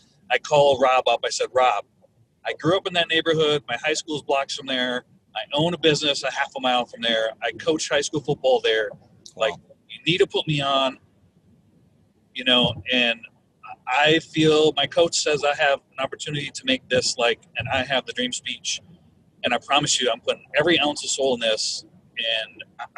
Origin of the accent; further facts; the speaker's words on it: Minneapolis, Minnesota, United States; I'm from Minneapolis